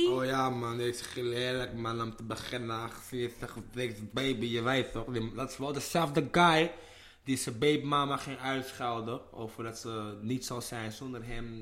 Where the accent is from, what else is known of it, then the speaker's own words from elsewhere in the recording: Amsterdam, North Holland, Netherlands; ik ben een Ghanese jongen uit de Belmer